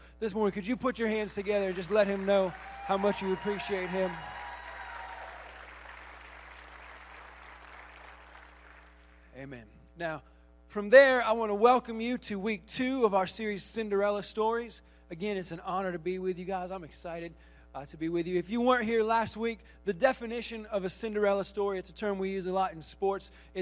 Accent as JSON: {"language": "English", "region": "Michigan", "country": "United States", "tie": "born or raised there", "moved": "as an adult", "said": "I spent the first 23 years of my life in the great state of Michigan"}